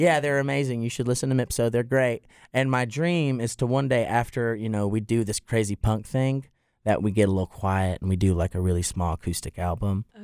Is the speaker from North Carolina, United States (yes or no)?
yes; Plumtree, North Carolina, United States; now in Boone, United States; I grew up an hour away in Plum Tree, deep in the holler.